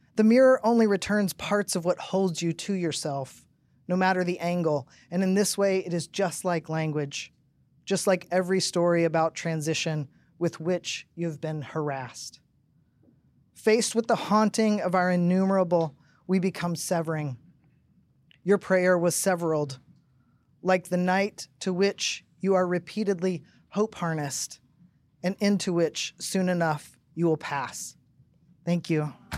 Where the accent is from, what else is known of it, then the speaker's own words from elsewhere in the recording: Tennessee, United States; I grew up in Tennessee, Pentecostal